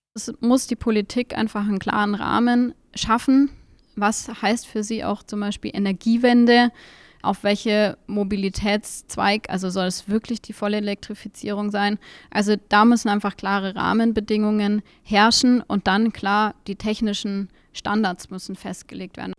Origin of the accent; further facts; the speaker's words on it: Munich, Bavaria, Germany; ich komme aus München